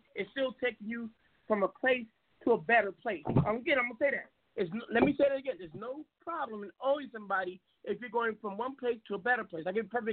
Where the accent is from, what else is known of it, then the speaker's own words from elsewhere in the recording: Seattle, Washington, United States; now in Arizona, United States; I'm from Seattle, but I'm down in Arizona